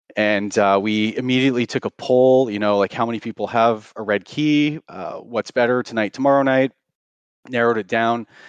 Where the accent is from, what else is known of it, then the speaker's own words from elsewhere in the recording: Canada; also born or lived in Surrey, British Columbia; I'm Canadian, I live in Vancouver